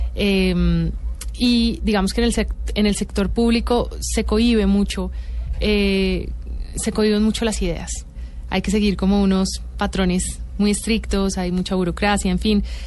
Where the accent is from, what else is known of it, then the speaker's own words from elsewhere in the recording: Bogotá, Colombia; also born or lived in Miami, United States; Yo crecí en Bogotá